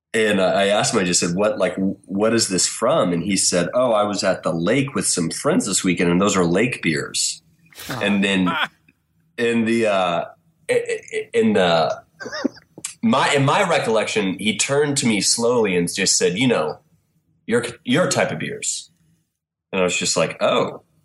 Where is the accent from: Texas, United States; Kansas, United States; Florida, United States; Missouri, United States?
Kansas, United States; Wichita; now in Kansas City, United States; in Wichita, Kansas.